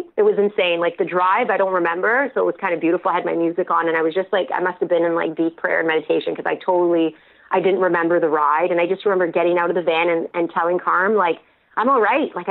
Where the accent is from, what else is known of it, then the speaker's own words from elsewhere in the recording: Ontario, Canada; I'm from Ontario